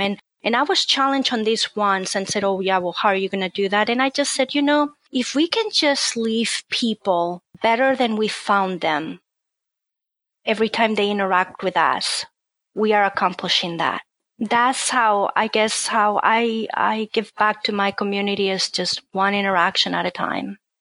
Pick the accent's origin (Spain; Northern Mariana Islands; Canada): Spain; moved away as an adult; now in Cincinnati, United States; I'm originally from Spain, so my family was in Spain